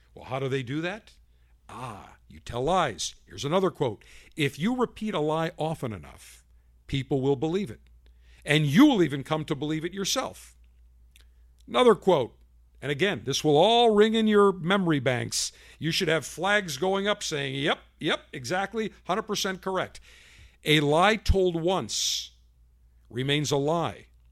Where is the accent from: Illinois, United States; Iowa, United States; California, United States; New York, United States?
New York, United States; Buffalo; my hometown of Buffalo, New York